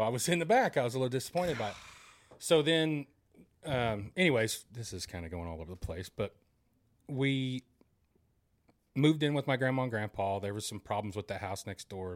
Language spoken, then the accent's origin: English; Broken Arrow, Oklahoma, United States; I grew up here in Broken Arrow, or in Broken Arrow